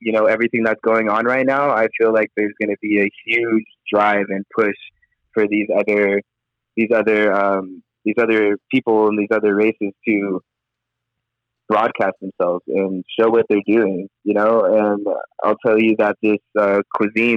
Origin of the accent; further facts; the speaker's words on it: Orange County, California, United States; as an African American growing up in Orange County